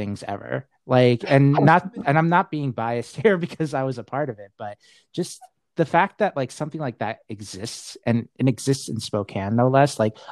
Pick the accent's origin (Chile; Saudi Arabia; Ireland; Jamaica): Saudi Arabia; moved away; where I'm from Saudi Arabia